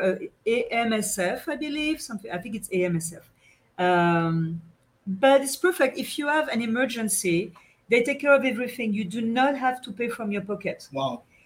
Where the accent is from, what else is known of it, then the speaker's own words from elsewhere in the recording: France; accent: French; English is a second language; my French accent